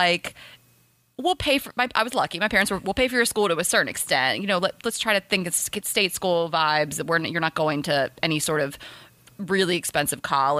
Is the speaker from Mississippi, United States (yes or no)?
no; Dover, Delaware, United States; moved away as an adult; also born or lived in Atlanta, Georgia; I grew up in Delaware, went to Clemson. Also, I grew up in Delaware. Still, my family still lives there. A lot of Delaware pride. Dewey Beach. I'm from Dover, Smyrna, Dover